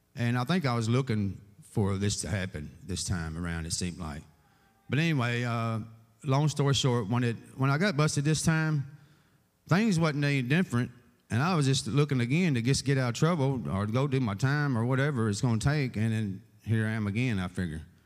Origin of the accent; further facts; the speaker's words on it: Owensboro, Kentucky, United States; born and raised in Owensboro all my life